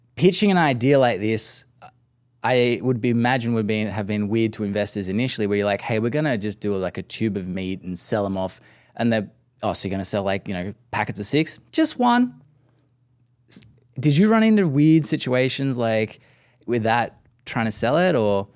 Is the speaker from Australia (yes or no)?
yes; Australia; being Aussie